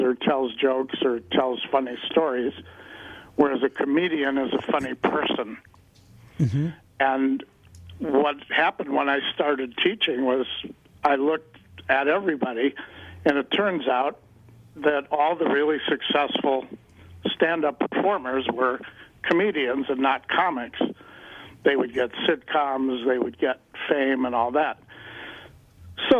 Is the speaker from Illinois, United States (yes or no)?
yes; Chicago, Illinois, United States; also born or lived in Denver; now in Los Angeles, United States; originally from Chicago